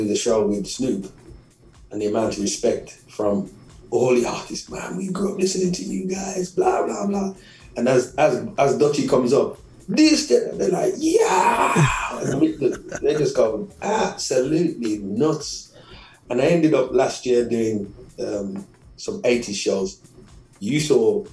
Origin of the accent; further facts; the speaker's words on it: Birmingham, West Midlands, United Kingdom; I'm just from Birmingham